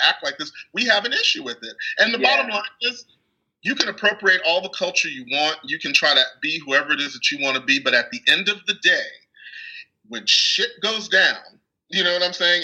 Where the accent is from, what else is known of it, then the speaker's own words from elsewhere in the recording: Texas, United States; growing up in this country, especially because I grew up in Texas